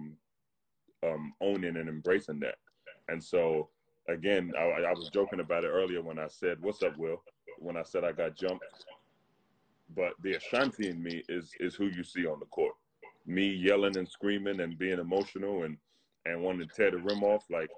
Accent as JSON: {"language": "English", "region": "London", "country": "United Kingdom", "tie": "born or raised there", "moved": "as an adult", "said": "I was born and raised in London"}